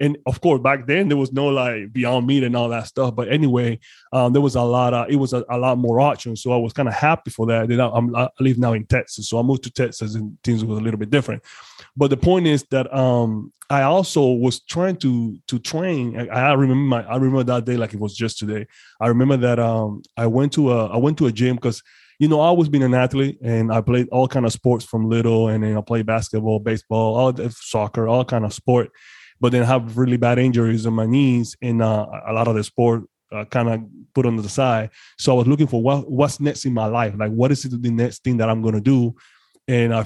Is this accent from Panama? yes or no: yes; Panama; English is a second language; moved away; I'm originally from Panama, so I'm foreign to some extent